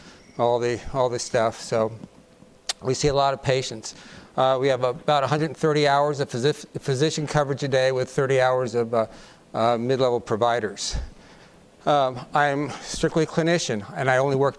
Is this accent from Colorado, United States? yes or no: yes; Colorado, United States; I'm from Colorado